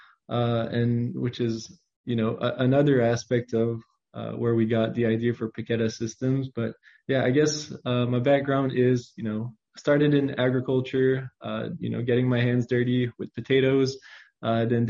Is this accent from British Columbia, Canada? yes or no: no; Saint-André, New Brunswick, Canada; I grew up in New Brunswick, Canada. It is a pretty, you know, small province. I grew up in the farming community of St. Andre